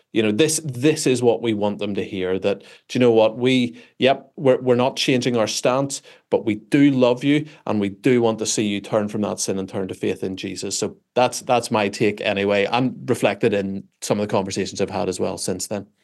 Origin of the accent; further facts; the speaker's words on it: Belfast, Northern Ireland, United Kingdom; I am, uh, from Belfast, Northern Ireland